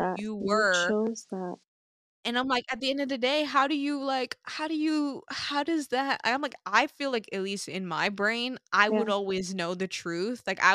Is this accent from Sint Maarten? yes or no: yes; Sint Maarten; now in Toronto, Canada; growing up on Sint Maarten, like we were exposed to growing with nature